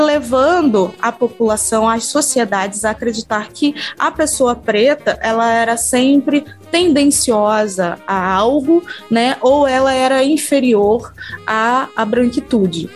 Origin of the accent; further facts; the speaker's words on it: Rio de Janeiro, Brazil; Eu sou do, do, do Rio de Janeiro